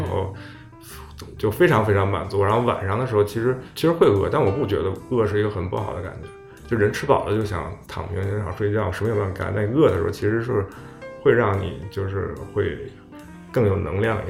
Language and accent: Chinese; Beijing, China; 因为我是北京人嘛，北京就是，都是卤菜嘛